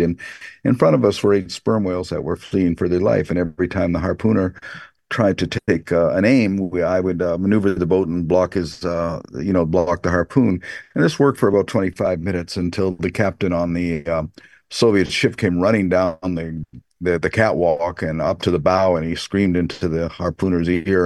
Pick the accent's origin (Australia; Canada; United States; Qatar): Canada; Canada, this is where I'm from